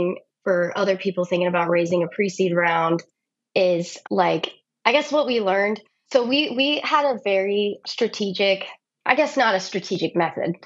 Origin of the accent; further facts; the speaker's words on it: Texas, United States; I'm from Texas